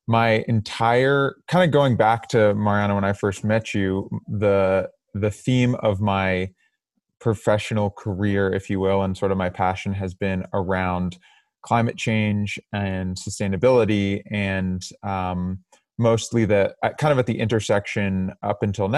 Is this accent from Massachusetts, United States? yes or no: yes; Cambridge, Massachusetts, United States; I'm originally from Cambridge, Massachusetts